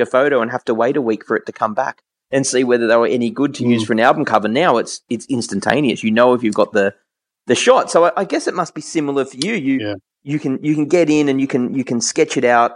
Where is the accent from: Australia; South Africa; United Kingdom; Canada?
Australia; I'm Australian